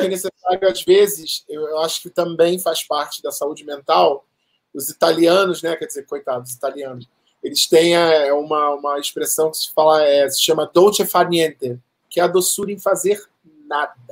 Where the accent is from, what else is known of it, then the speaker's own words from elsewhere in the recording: Rio de Janeiro, Brazil; moved away as an adult; now in São Paulo, Brazil; Eu sempre morei, né, a, a, vida quase toda no Rio de Janeiro. 2007, 2008 eu morei aqui, mas fora isso e agora eu morei a minha vida toda no Rio de Janeiro.